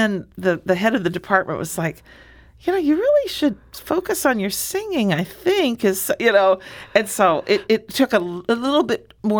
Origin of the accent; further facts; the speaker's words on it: Springfield, Illinois, United States; born there; I was born in Springfield. My family is all from Southern Illinois, in Alexander and Jackson County